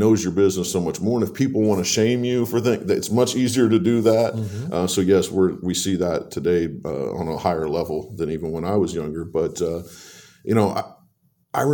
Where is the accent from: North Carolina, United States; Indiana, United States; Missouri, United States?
Indiana, United States; Warsaw; also born or lived in Leesburg, Indiana; I'm a lifelong resident of this area. I was born in Leesburg, Indiana, moved to Warsaw when I was about 10, went to Lincoln Elementary, then went to both of the middle schools